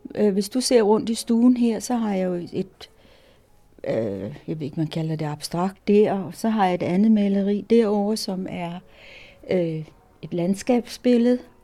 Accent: Copenhagen, Capital Region of Denmark, Denmark; moved away as an adult; now in Jyderup, Denmark; jeg er københavner, Jeg kommer fra København, er gået i skole i København og vokset op i København.

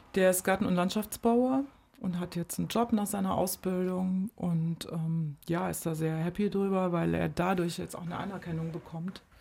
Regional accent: Germany; moved away as an adult; bin in der DDR geboren

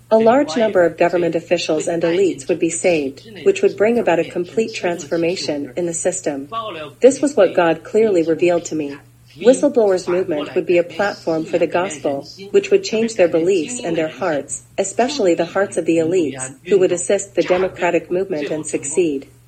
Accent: China; now in United States; Although I came from China, I had no vision for China.

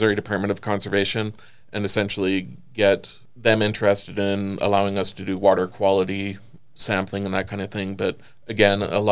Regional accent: the Midwest of Canada, the Prairies, Canada; also born or lived in California; now in Maryville, United States; I grew up sort of in the Midwest of Canada

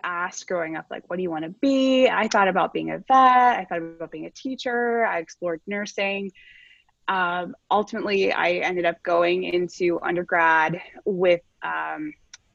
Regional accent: Butler, Pennsylvania, United States; moved away as an adult; also born or lived in Florida; I'm originally from a small town outside of Pittsburgh. It's called Butler, Pennsylvania

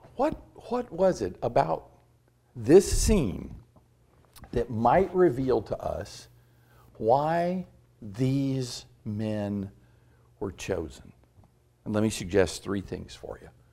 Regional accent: Tampa, Florida, United States; moved away as an adult; also born or lived in Louisville, Kentucky / Cleveland, Mississippi / Concord, North Carolina; I grew up in Tampa, Florida, and, uh, South Tampa

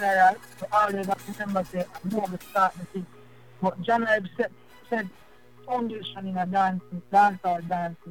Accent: Jamaica; moved away; growing up in Jamaica, you know, I come from a place called Montreal

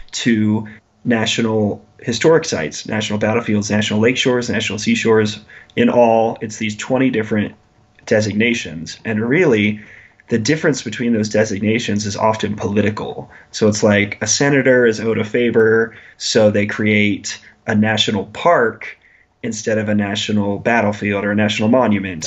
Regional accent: Lincoln, Nebraska, United States; I grew up in Lincoln, Nebraska

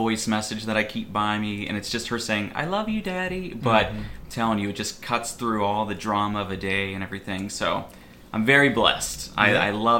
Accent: Pittsburgh, Pennsylvania, United States; So, I grew up on a big pig farm outside of Pittsburgh, Pennsylvania.

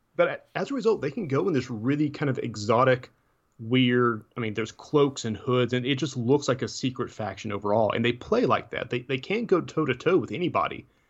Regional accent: Tennessee, United States; I'm from Tennessee. I don't pronounce things right anyways

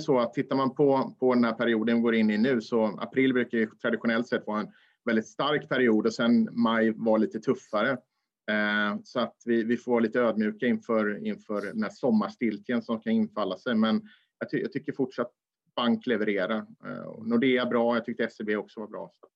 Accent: Småland, Sweden; jag är smålänning

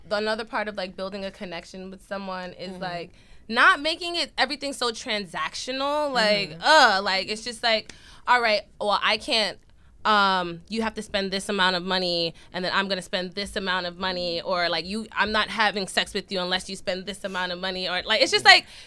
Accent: New York, United States; We're from New York

